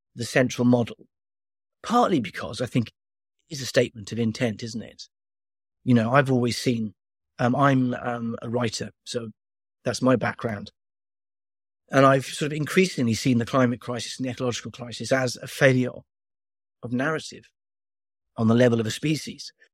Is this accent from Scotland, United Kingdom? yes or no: no; Wales, United Kingdom; I'm from Wales